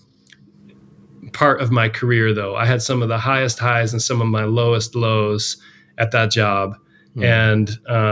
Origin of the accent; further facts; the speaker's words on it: Salt Lake City, Utah, United States; moved away as an adult; also born or lived in New York / San Francisco area; growing up in Salt Lake City